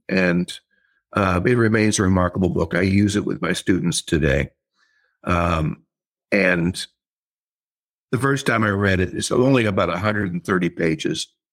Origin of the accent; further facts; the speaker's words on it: Glendale, California, United States; I grew up in, um, a place called South, it's Glendale, California, South Glendale